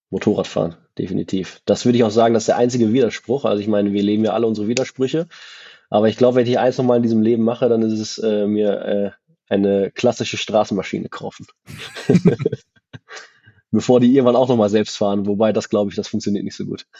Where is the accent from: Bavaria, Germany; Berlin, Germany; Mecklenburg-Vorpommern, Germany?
Berlin, Germany; als Berliner